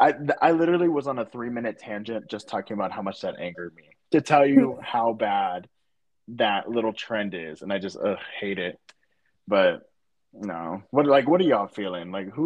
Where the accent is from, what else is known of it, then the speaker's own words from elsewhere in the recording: Atlanta, Georgia, United States; I'm from Atlanta.